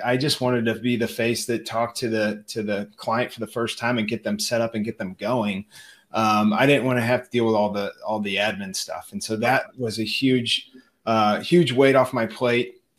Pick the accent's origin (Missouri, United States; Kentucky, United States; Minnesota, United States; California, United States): Missouri, United States; St. Louis; my hometown, St. Louis